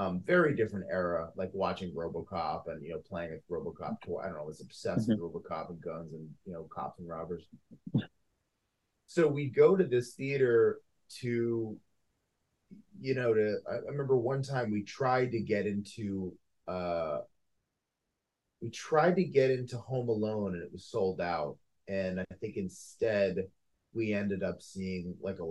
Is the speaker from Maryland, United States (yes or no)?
yes; Potomac, Maryland, United States; there was a movie theater by my house where I grew up in Potomac, Maryland.